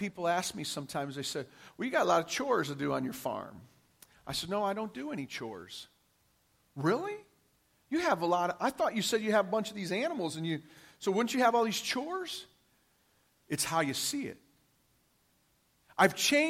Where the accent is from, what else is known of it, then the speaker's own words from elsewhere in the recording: Detroit, Michigan, United States; I grew up in Detroit, Michigan, in an all-white community